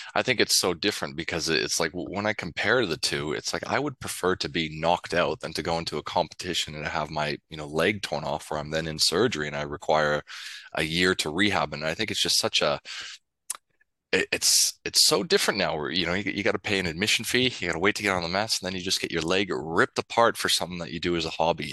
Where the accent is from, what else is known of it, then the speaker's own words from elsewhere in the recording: Canada; now in Sydney, Australia; as a Canadian